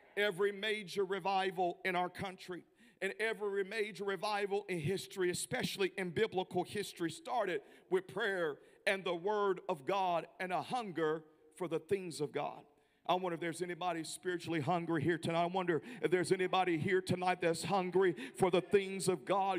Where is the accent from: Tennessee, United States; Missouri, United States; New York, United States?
Tennessee, United States; Memphis; now in Kansas City, United States; I'm from Tennessee. I'm not used to this kind of weather. And uh, being from Memphis originally and now based in Kansas City